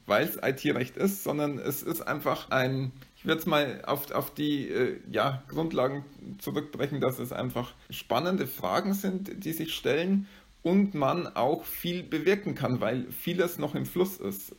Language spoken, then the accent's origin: German; area around Amberg, Bavaria, Germany; also born or lived in Bayreuth; ich stamme aus der Gegend um Amberg